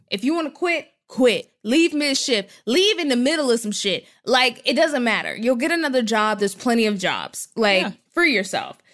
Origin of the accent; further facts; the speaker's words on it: North Texas, United States; I was a kid, because I'm from Texas and North Texas, there were a lot of Mormons.